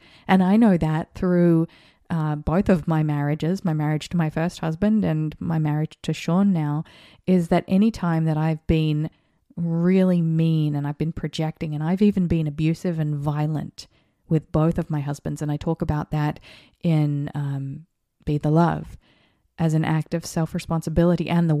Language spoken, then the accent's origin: English; Australia; And I saw this happen as an Australian, when I was an Australian, during the times of the election